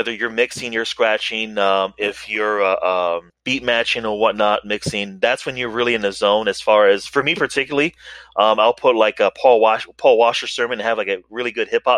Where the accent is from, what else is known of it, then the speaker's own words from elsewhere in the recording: Yuma, Arizona, United States; I was born and raised here in Yuma, Arizona, where it's really hot